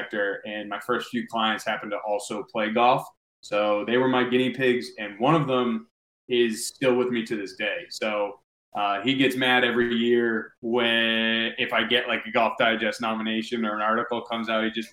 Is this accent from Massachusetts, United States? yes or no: yes; Natick, Massachusetts, United States; I'm from Natick, Mass.